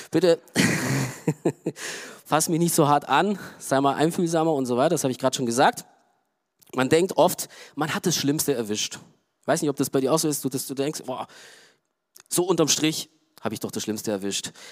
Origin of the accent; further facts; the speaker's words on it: Romania; Ich komme zum Beispiel aus Rumänien, okay? So, Rumänien, äh, ja, auch kommunistisch geprägt und auch arm und wirtschaftlich